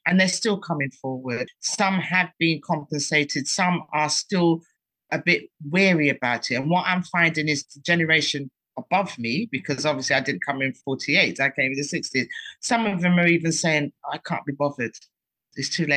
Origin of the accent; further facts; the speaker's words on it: London, United Kingdom; also born or lived in Dominica; I'm proud to be British. I'm from Hackney. I tell everyone, I'm Hackney.